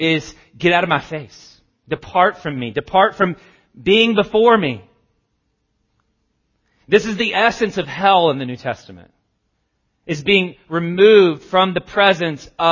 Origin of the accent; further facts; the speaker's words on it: the South, United States; I grew up in, I'm from the South.